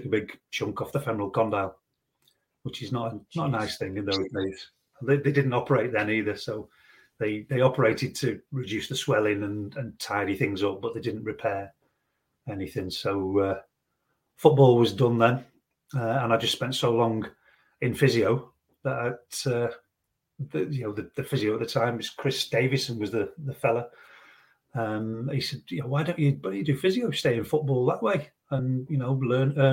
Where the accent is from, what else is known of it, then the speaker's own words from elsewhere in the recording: Stoke-on-Trent, West Midlands, United Kingdom; My home team is Port Vale, and that's me, sort of still my hometown team